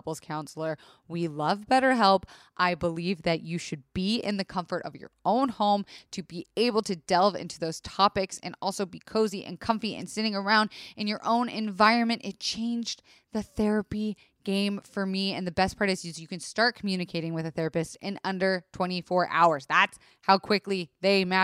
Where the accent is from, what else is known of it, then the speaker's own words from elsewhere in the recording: Florida, United States; I was raised in Florida